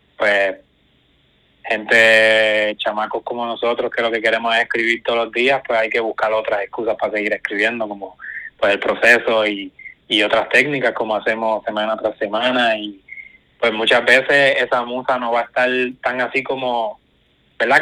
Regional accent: Guayanilla, Puerto Rico; Guayanilla, que soy de acá

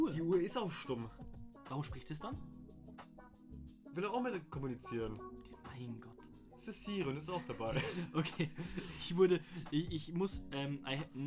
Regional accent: Bavaria, Germany; Wir sind Bayern, wir wurden für unseren Akzent ah. schon verarscht.

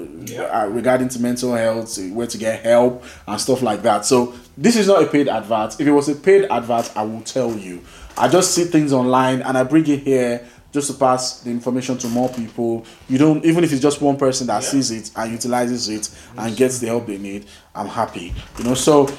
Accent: Nigeria; moved away as an adult; now in United Kingdom; I grew up in Nigeria

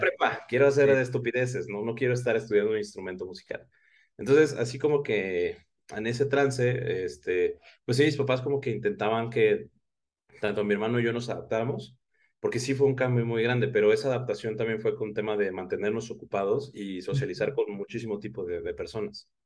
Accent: Oaxaca, Mexico; also born or lived in Guadalajara; now in Mexico City, Mexico; nací en Guadalajara, eh, viví muchos años en Oaxaca, ahorita resido en la Ciudad de México

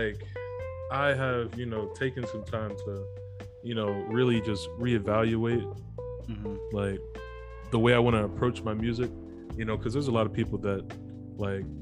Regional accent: Chicago, Illinois, United States; I'm from Chicago

